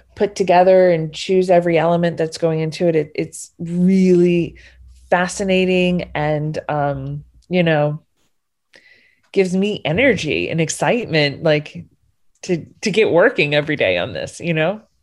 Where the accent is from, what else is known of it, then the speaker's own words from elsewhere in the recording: New Orleans, Louisiana, United States; I'm from New Orleans, so it's not the biggest city in the country